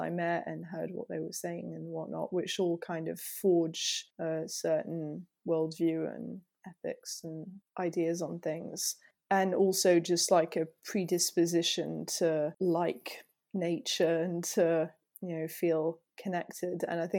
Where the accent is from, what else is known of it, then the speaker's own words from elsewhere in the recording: Île-de-France, France; So I grew up in France, not very far from Paris, near Fontainebleau, which is a place some people know for rock climbing and things like that.